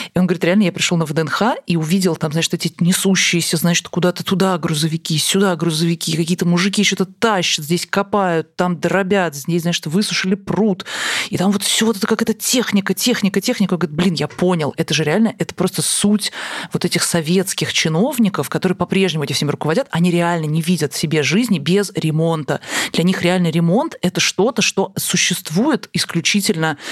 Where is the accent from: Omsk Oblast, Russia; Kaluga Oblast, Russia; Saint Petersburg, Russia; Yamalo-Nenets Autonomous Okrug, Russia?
Kaluga Oblast, Russia; Я, правда, из Калужской области